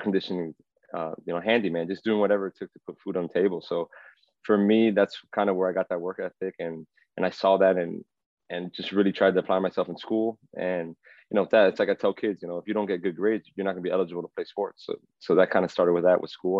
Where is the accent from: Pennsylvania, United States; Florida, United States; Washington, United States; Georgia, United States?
Florida, United States; Miami; growing up in Miami